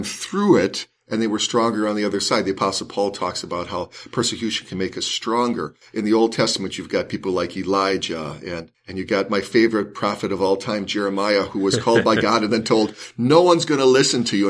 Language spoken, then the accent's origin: English; Los Angeles, California, United States; I grew up in South Central Los Angeles, and I loved Los Angeles.